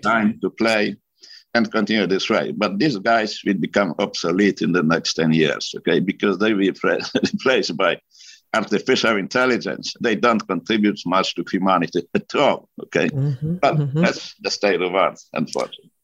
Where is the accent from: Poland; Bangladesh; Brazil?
Poland; moved away as an adult; now in United States; I was born in Poland during a German occupation. So I survived German occupation, then Soviet occupation, Finally, I graduated from uh, medical university.